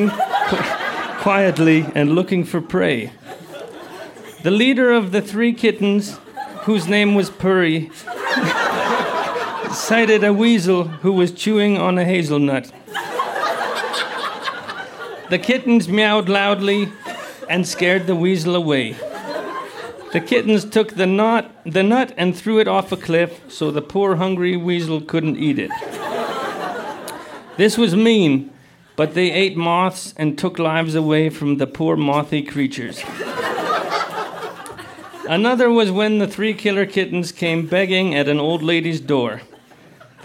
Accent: the Kootenays, British Columbia, Canada; I grew up in the Kootenays in BC.

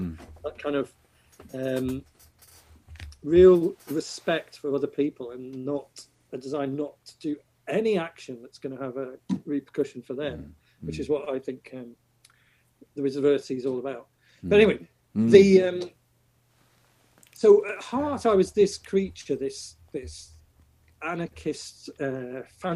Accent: Chester, North West England, United Kingdom; now in Ireland; I grew up in Chester, and Chester was built by the Romans.

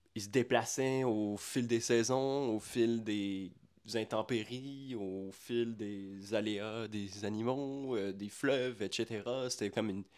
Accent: Quebec, Canada; first language French; notre imaginaire en tant que Québécois

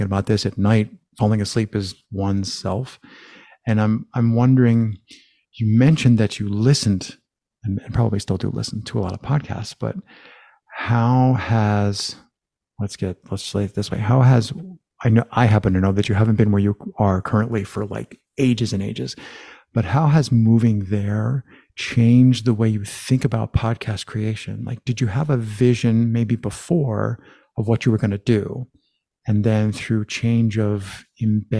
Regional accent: United States; I'm from the States

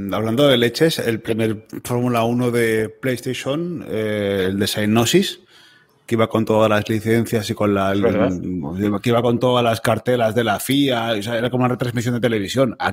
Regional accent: Catalonia, Spain; somos jóvenes, pero somos catalanes

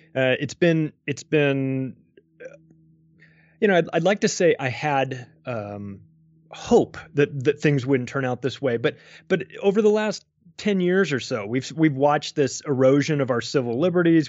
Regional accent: United States; I'm an American. I still live in America.

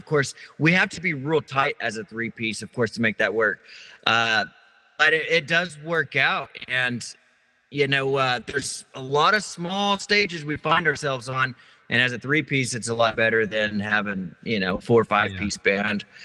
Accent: Kerrville, Texas, United States; now in Blanco, United States; we're from Kerrville

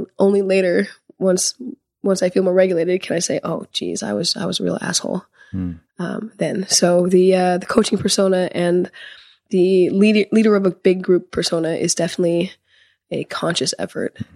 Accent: Seattle, Washington, United States; I'm from Seattle

